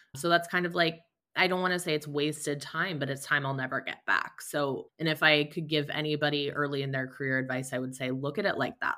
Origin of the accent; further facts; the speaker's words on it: Fort Wayne, Indiana, United States; moved away as an adult; I'm from Fort Wayne, Indiana, which is where I am currently living as well.